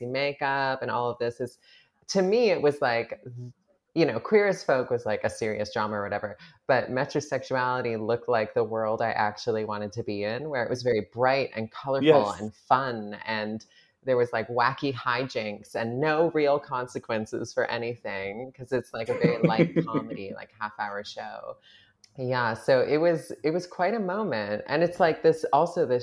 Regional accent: Canada; as a Canadian

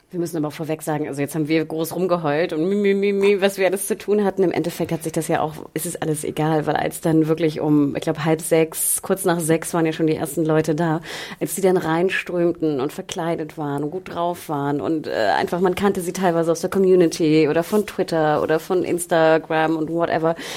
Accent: Berlin, Germany; wir als Berliner

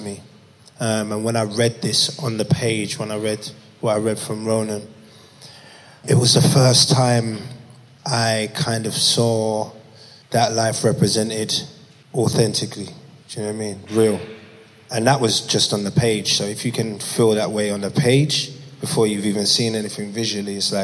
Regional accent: London, United Kingdom; I grew up in Peckham.

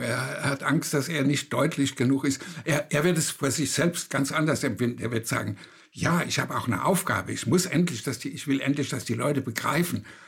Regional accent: Germany; bei uns in Deutschland, da war es sehr speziell mit Ostdeutschland

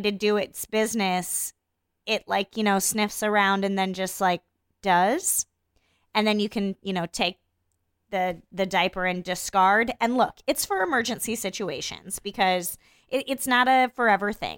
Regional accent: Iowa, United States; I grew up in Iowa in a different time

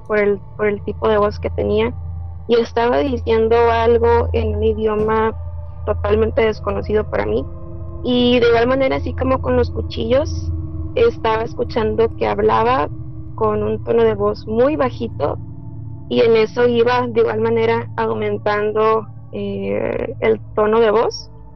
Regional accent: Tijuana, Baja California, Mexico; soy de Tijuana

